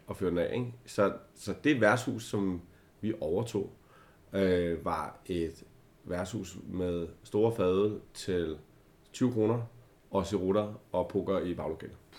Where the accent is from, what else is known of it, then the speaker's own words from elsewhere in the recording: Albertslund, Capital Region of Denmark, Denmark; Jeg er øh, simpelthen født i Albertslund